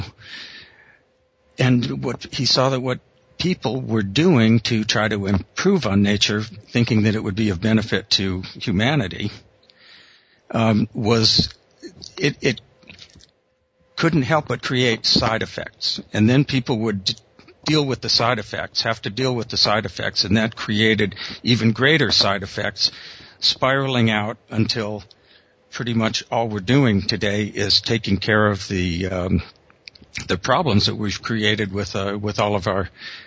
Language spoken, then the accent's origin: English; Los Angeles, California, United States; moved away as an adult; also born or lived in Berkeley / Japan; I grew up in Los Angeles, city boy originally